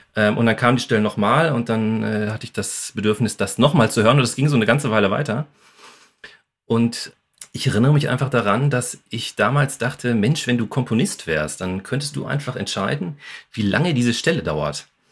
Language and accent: German; Bochum, North Rhine-Westphalia, Germany; moved away as an adult; also born or lived in Essen; now in Wuppertal, Germany; ich bin ja sowieso ursprünglich aus Bochum. Ähm, ja. Also ich habe ähm, den Pott sozusagen auch in mir